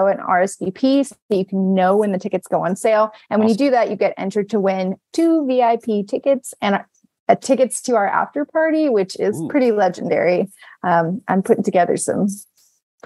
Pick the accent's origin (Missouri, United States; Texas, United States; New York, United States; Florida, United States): Texas, United States; Abilene; moved away; I'm from Abilene, Texas.